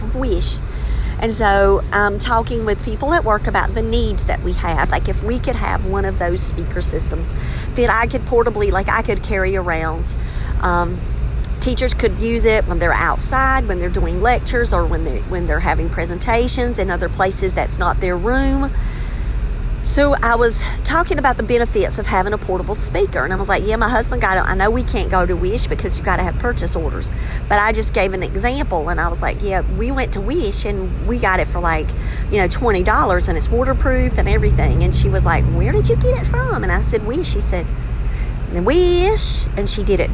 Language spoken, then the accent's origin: English; Robeson County, North Carolina, United States; also born or lived in Wake County, North Carolina; did I work outside of Robeson County? Yes. And I work in Wake County around a bunch of Northerners